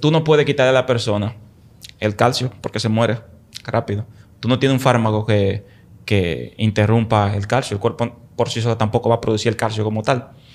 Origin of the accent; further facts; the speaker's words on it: Dominican Republic; moved away; Allá en el campo donde yo soy, en el pueblo donde yo soy, la mata de Farfán